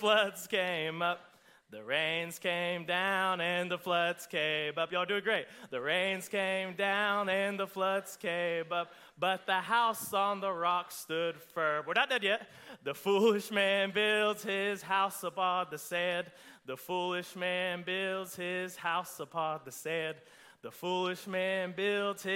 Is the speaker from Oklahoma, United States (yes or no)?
yes; Oklahoma, United States; I'm from Oklahoma.